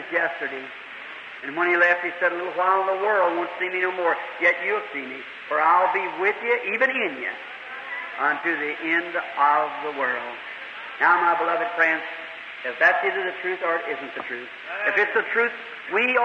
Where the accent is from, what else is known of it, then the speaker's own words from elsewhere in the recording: United States; I'm an American. I love my country